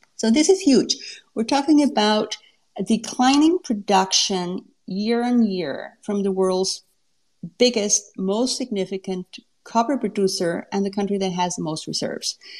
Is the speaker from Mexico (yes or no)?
yes; Mexico; moved away as an adult; now in Canada; I'm from Mexico.